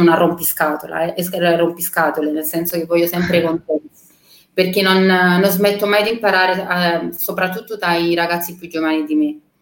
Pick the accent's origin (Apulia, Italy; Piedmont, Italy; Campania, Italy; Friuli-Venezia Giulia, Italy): Campania, Italy; Naples; io sono cresciuta a San Paolo con mio papà che lavorava allo stadio a Napoli